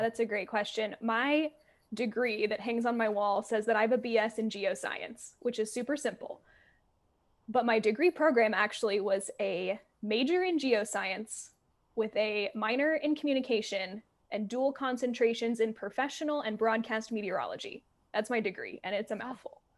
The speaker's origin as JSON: {"language": "English", "region": "Alabama", "country": "United States", "tie": "born or raised there", "said": "I'm from Alabama. That's where I grew up and like saw weather and learned about weather."}